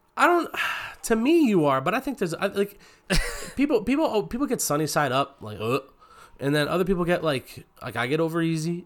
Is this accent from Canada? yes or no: yes; Canada; we're Canadian, so if you're in grade five, you have to learn how to play